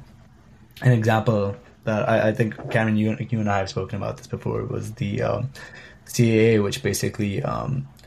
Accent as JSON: {"language": "English", "country": "India", "moved": "as an adult", "lives_now": "Madison, United States", "said": "I want to listen to Hindi music a lot more than I think I would have when I was back home"}